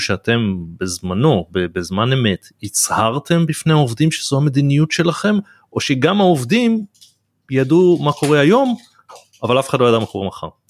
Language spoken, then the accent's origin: Hebrew; Israel; also born or lived in United States; אני חייתי תקופה בארצות הברית ששם אה, וגדלתי בישראל